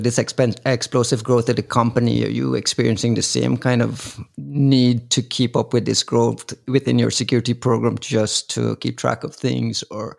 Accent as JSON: {"language": "English", "country": "Guyana", "tie": "born or raised there", "accent": "Caribbean", "moved": "yes", "said": "I'm from Guyana, so the education system is the British education system"}